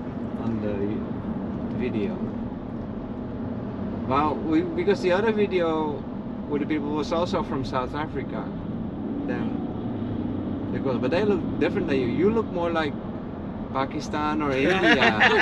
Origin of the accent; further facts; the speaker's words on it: Netherlands; English is a second language; moved away; I'm from the Netherlands.